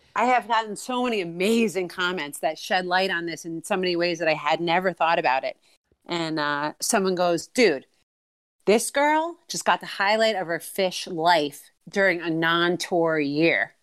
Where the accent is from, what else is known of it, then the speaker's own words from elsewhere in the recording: outside New York City, United States; moved away as an adult; now in Maine, United States; I'm originally from, uh, outside New York City, and I've been in Maine for twenty years.